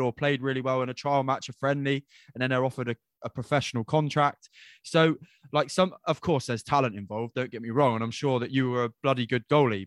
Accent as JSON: {"language": "English", "region": "England", "country": "United Kingdom", "tie": "born or raised there", "said": "I was born in England"}